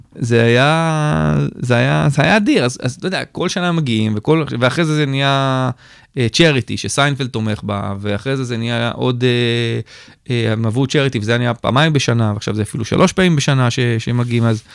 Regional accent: Israel; אני סטנדאפיסט ישראלי שעושה באנגלית

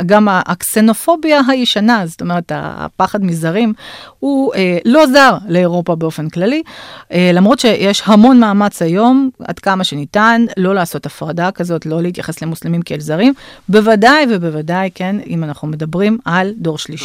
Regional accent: Bashkortostan, Russia; now in Israel; אני נולדתי ב, בשקורטוסטן, שזו הייתה אז רפובליקה מוסלמית אוטונומית בתוך הפדרציה הרוסית

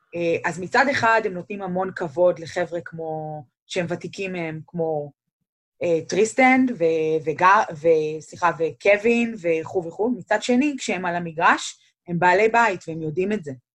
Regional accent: Israel; now in Cleveland, United States; אנחנו ישראלים

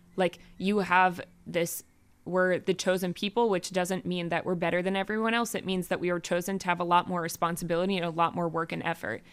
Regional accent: United States; now in Israel; coming as an American

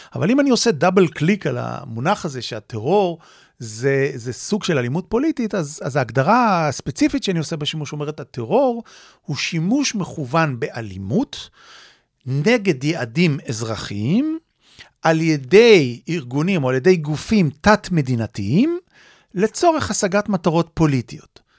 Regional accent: Tel Aviv, Tel Aviv District, Israel; כנער צעיר באמת, אה, שחי וגדל בתל אביב, בישראל

